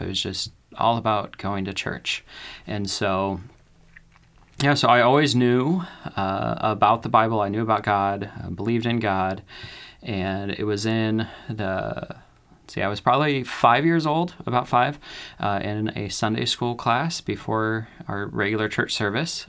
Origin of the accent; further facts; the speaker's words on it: Ashland, Oregon, United States; also born or lived in California; I grew up in California. Uh, when I was seven, my parents decided to move our family up to Oregon, uh, where we l, moved to Ashland